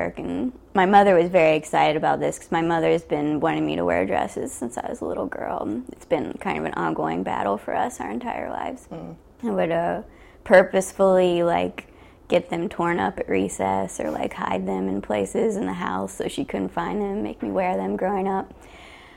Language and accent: English; Ohio, United States; also born or lived in West Virginia; now in New York, United States; I grew up in Ohio